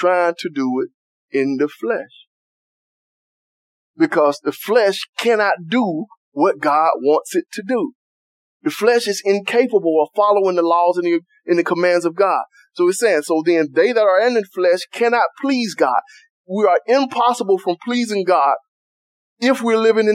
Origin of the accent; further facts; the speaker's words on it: United States; I was from Cedar Park